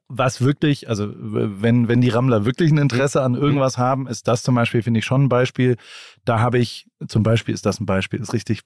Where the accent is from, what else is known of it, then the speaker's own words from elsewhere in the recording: Heidelberg, Baden-Württemberg, Germany; Ich komme ja. aus einer Medizinerfamilie aus Heidelberg. Ah, mein, mein, Vater war Arzt ähm, meine Mutter ist Rechtsanwältin und ähm, dann bin ich da aufgewachsen